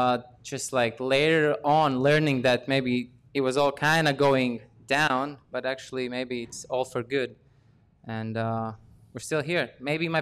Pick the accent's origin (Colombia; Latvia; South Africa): Latvia; I was born in 1992 in Latvia, which is a post-Soviet Union country.